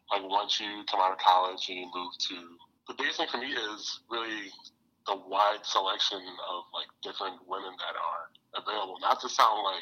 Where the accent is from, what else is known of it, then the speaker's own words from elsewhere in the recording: Detroit, Michigan, United States; I'm from the University of Michigan, from Detroit as well.